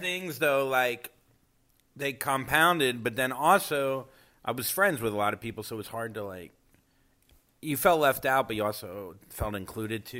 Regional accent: Port St. Lucie, Florida, United States; where I grew up in Port St. Lucie, Florida, there were no Jews

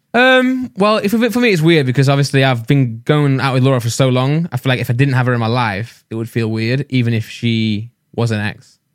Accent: England, United Kingdom; we're from the U K. We're English

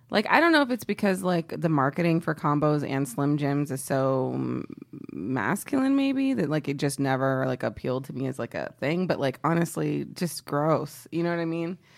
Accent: Texas, United States; I'm from Texas. Um, I'm very patriotic about being from Texas

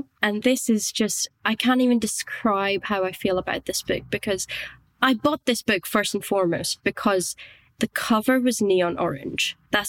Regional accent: India; also born or lived in Scotland; I was born and brought up in India. I spent a long time in Scotland. My accent sounds like this right now in English, but there are still some words that if I haven't heard them being said by a Scottish or an English person, they come out Indian

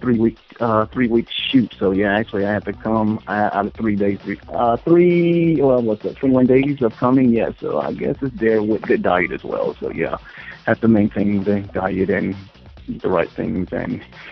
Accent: upstate New York, United States; also born or lived in Virginia / North Carolina; I'm from upstate New York

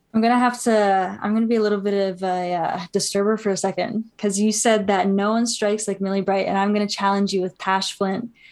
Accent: Canada; I'm Canadian

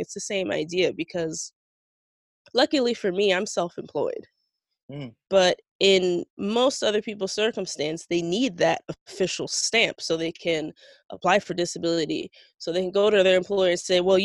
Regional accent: South Florida, United States; I'm from South Florida

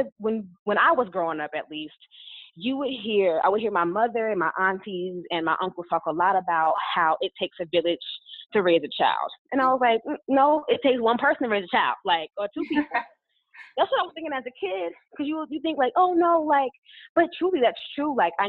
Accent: Englewood, New Jersey, United States; also born or lived in North Carolina; now in Dallas, United States; I am originally born and raised in Englewood, New Jersey, in Northern Jersey

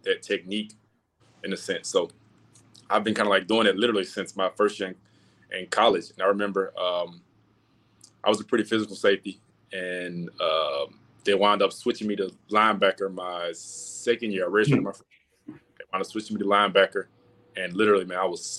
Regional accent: Atlanta, Georgia, United States; born and raised in Atlanta

